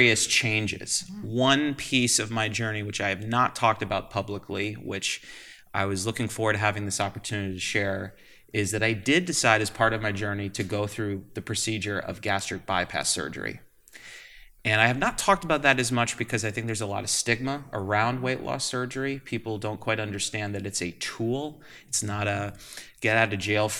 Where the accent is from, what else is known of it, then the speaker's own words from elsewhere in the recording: Manchester, Vermont, United States; moved away as an adult; also born or lived in Los Angeles, California / Massachusetts; now in Albany, United States; I grew up not too far from here in Manchester, Vermont.